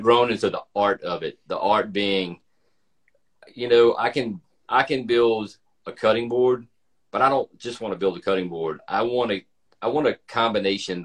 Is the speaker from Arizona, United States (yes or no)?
no; Louisiana, United States; now in Atlanta, United States; I'm from Louisiana. I live in Atlanta now